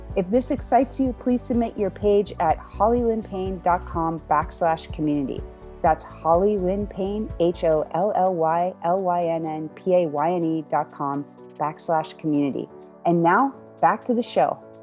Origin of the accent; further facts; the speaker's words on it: Lancaster, Pennsylvania, United States; I grew up in Lancaster, Pennsylvania